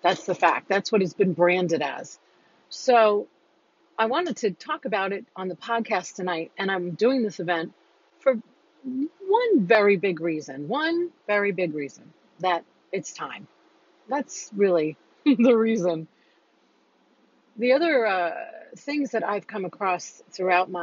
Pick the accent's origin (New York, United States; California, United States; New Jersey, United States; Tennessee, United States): New York, United States; moved away; I'm a New Yorker